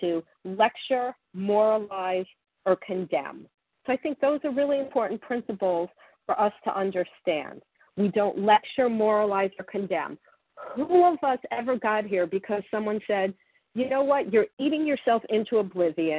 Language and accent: English; Florida, United States; I grew up in Florida and I went to the beach